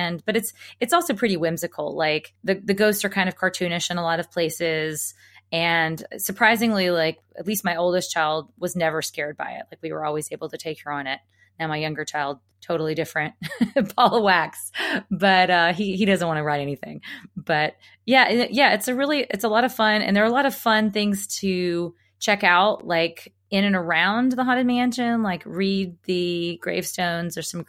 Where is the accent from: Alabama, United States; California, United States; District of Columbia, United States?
Alabama, United States; I mean, I grew up in Alabama, so I should know because they're kind of like the ones in the Mississippi.